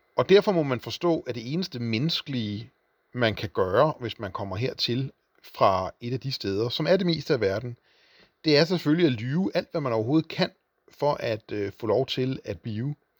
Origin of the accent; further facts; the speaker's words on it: Hornbæk, Capital Region of Denmark, Denmark; det var byen Hornbæk med cirka 4.000 indbyggere, hvor jeg voksede op og gik i skole